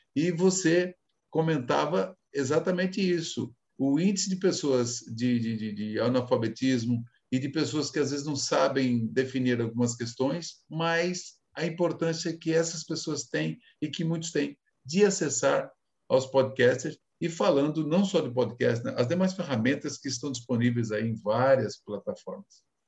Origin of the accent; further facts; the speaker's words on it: Brazil; eu digo nós enquanto brasileiros